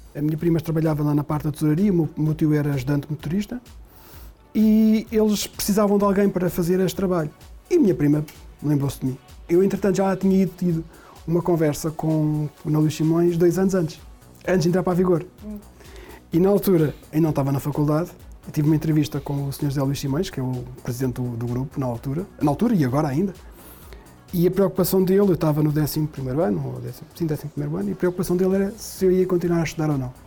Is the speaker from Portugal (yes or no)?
yes; Portugal; moved away; a terra onde eu nasci